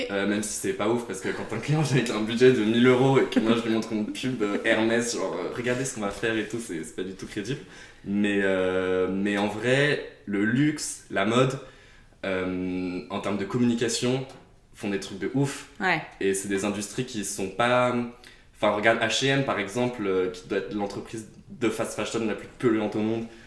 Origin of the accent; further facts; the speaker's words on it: Beaujolais, near Lyon, Auvergne-Rhône-Alpes, France; j'ai grandi à Chez Zazer, qui est dans le Beaujolais juste à côté de Lyon